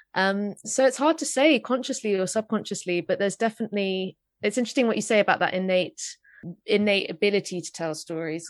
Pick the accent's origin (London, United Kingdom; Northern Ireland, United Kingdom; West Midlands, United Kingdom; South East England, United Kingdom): London, United Kingdom; I grew up in North London.